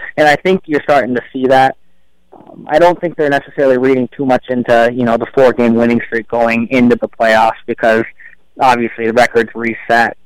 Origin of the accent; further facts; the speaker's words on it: Illinois, United States; moved away as an adult; also born or lived in Hawaii; now in Minnesota, United States; I grew up in Illinois